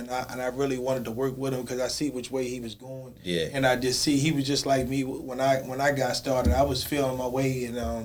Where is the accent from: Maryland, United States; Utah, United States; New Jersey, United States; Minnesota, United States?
Maryland, United States; Baltimore; growing up in West Baltimore